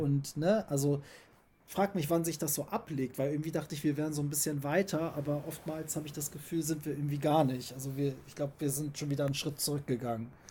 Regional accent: Germany; ich bin auch so aufgewachsen hier in Deutschland

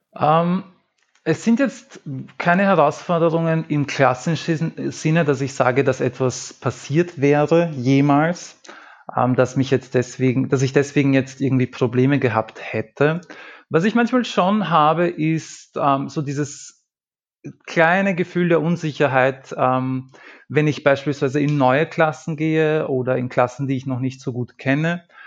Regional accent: Lower Austria, Austria; moved away as an adult; now in Vienna, Austria; ich habe vor zehn Jahren maturiert ähm, und ich, es war jetzt nicht so, dass das damals ähm, bei uns in Niederösterreich

